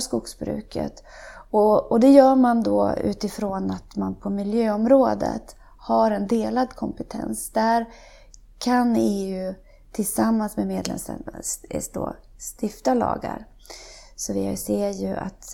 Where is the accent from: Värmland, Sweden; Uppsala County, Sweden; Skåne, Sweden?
Värmland, Sweden; moved away; also born or lived in Umeå / United States; Jag kommer ifrån Värmland som jag redan har nämnt. Där är jag uppvuxen